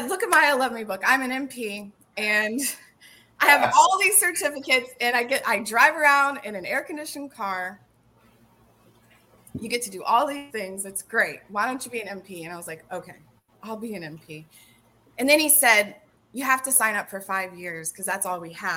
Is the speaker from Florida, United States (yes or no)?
yes; Orlando, Florida, United States; moved away as an adult; now in Clarksville, United States; I'm from Orlando, Florida